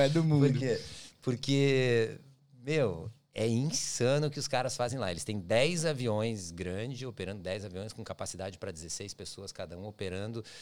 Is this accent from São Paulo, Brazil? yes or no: no; Curitiba, Paraná, Brazil; moved away as an adult; now in Australia; eu sou de Curitiba, na minha, uhum. minha, cidade, não é minha cidade natal, mas é a cidade que eu passei minha vida toda, minha família mora lá